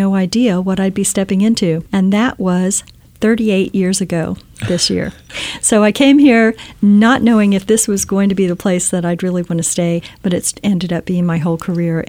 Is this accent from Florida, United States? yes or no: yes; Key West, Florida, United States; now in Silicon Valley, United States; I grew up in Key West, Florida, so way at the bottom of the Florida Keys.